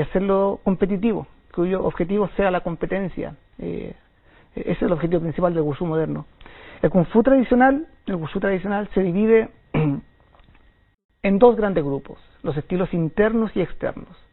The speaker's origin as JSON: {"language": "Spanish", "country": "Chile", "moved": "as an adult", "lives_now": "China", "said": "soy de Chile, soy chileno. Llevo en China nueve años."}